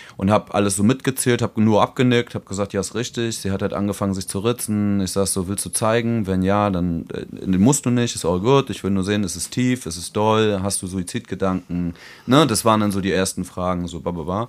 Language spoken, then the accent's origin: German; Germany; accent: German; moved away; mein deutscher Akzent